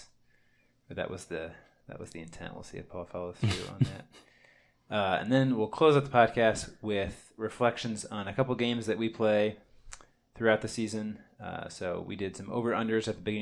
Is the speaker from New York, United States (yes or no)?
no; Champaign, Illinois, United States; we're twin brothers from Champaign, Illinois.